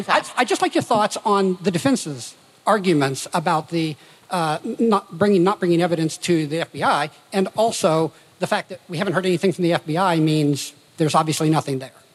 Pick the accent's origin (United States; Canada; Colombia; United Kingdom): United States; Indiana; now in Austin, United States; I'm here from Austin, Texas. I grew up in Indiana, not quite Chicago.